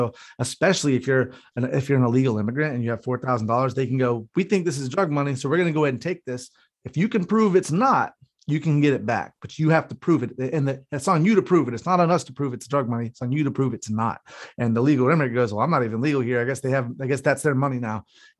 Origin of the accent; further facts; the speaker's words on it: North Carolina, United States; one of the houses I grew up in North Carolina.